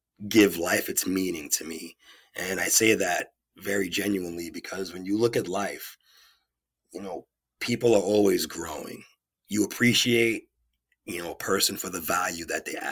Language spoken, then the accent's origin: English; New York City, New York, United States; moved away as an adult; also born or lived in Beverly, Massachusetts; I'm from New York City, originally from Queens, and I'm living in Massachusetts after college.